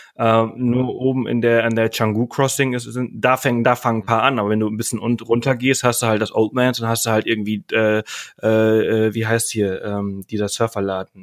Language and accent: German; Mallorca, Balearic Islands, Spain; moved away; ich komme ja äh, ursprünglich aus Mallorca, ich bin auf mhm. Mallorca geboren und aufgewachsen